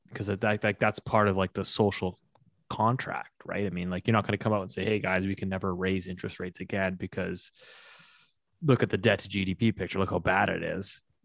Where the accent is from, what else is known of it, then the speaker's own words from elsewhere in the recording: Canada; as a Canadian